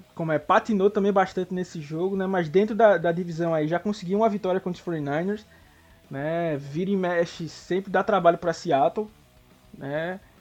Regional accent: São Paulo, Brazil; accent: Zona Leste de São Paulo; also born or lived in Recife; esse meu sotaque aí da Zona Leste de São Paulo

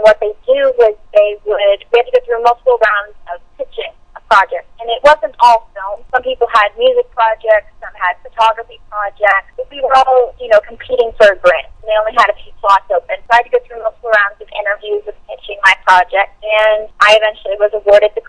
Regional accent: Seattle, Washington, United States; growing up in Seattle, because it's a smaller indie market

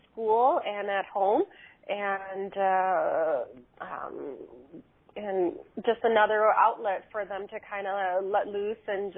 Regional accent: Chicago, Illinois, United States; I'm from Chicago, Illinois

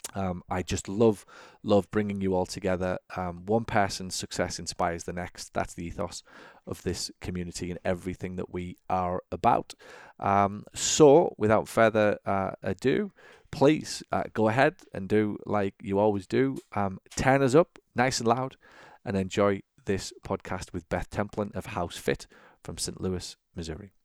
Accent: England, United Kingdom; now in United States; as a sort of eight, nine, ten eleven-year-old, if you like, growing up in England, and now in the U S

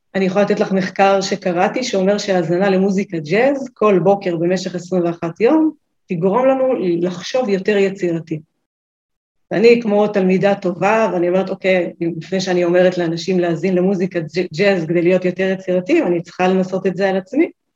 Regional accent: Northern Israel, Israel; אני מהצפון

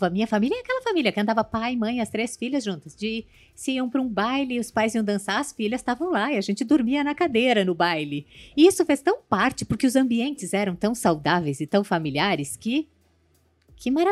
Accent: Rio Grande do Sul, Brazil; also born or lived in Taubaté; Nasceu minha irmã mais velha, nasci eu em, em Taubaté. E aí meu pai resolveu voltar para o Rio Grande do Sul.

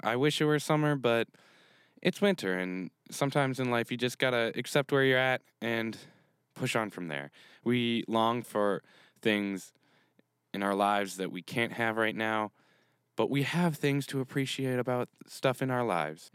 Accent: Canada; I'm from Canada, so I'm used to the cold in the winter because we get real cold.

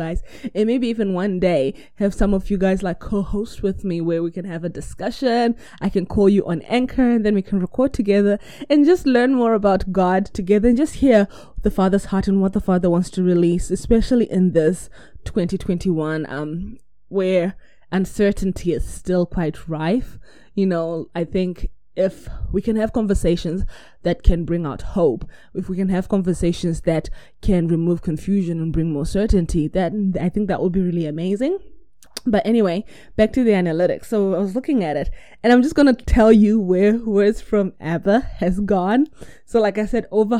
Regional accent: New Zealand; I'm from New Zealand

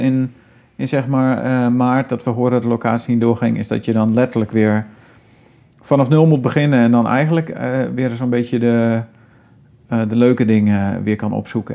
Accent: Friesland, Netherlands; we komen beide natuurlijk uit Friesland

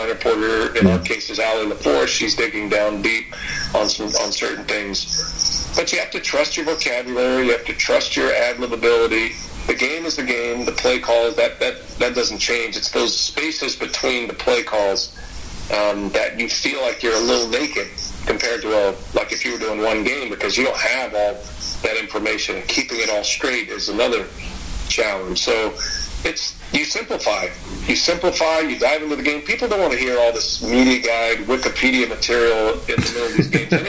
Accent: Georgetown, Texas, United States; now in Wisconsin, United States; I grew up just outside Austin in Georgetown

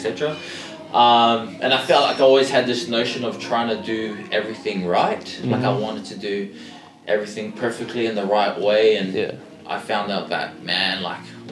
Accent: Australia; born or raised there; also born or lived in Auckland, New Zealand

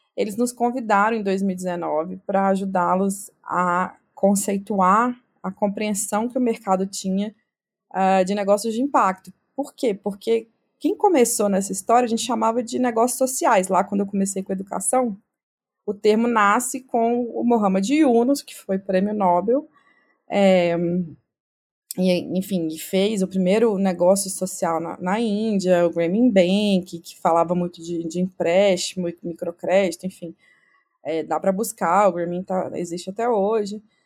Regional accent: Minas Gerais, Brazil; accent: mineiro; moved away as an adult; also born or lived in France; eu sou mineira, né? Se não deu para perceber pelo sotaque

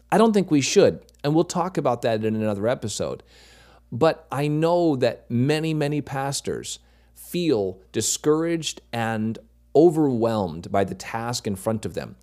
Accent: Maine, United States; moved away as an adult; also born or lived in North Carolina; I grew up in Maine, moved away, went to college, pastored for a little over ten years in North Carolina

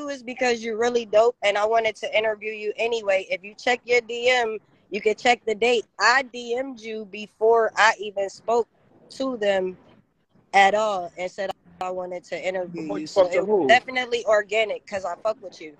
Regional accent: Los Angeles, California, United States; I grew up on East 104th and Central.

